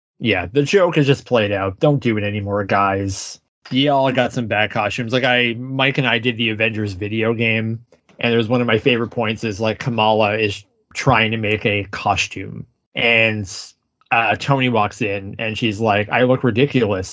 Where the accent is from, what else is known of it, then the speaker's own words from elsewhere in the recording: Canada; as a Canadian